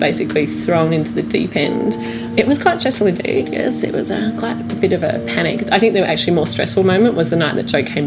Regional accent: Sydney, New South Wales, Australia; moved away as an adult; also born or lived in Byron Bay, Australia; now in Hobart, Australia; I was from Sydney, you know, grew up with meat and three veg

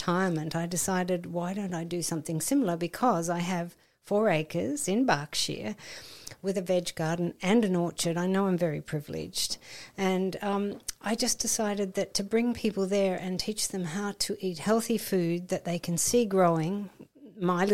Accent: Melbourne, Victoria, Australia; I grew up in Melbourne, Australia in the 50s.

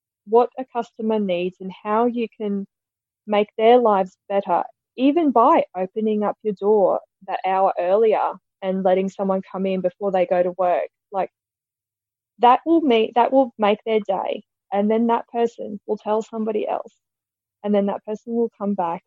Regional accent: Quilpie, Queensland, Australia; I grew up in Quilpie in southwest Queensland

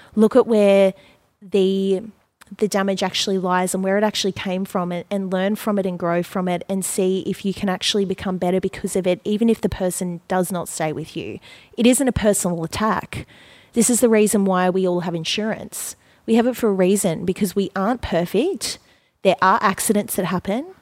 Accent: Gold Coast, Queensland, Australia; I grew up on the Gold Coast. I was born and raised here

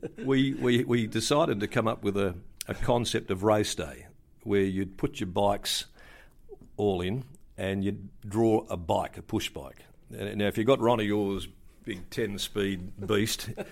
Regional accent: Kalgoorlie, Western Australia, Australia; born or raised there; now in Perth, Australia

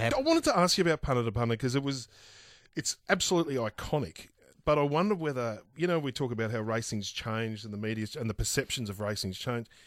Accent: Bacchus Marsh, Victoria, Australia; I grew up in Bacchus Marsh

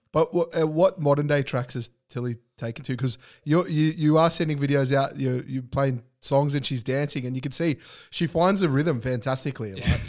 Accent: Australia; it's our birthright, um, as an Aussie to drink V B

